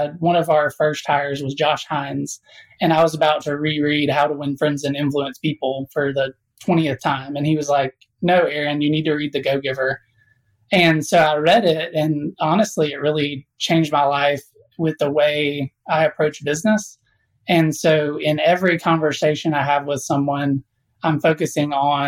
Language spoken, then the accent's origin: English; South Alabama, United States; I was born in South Alabama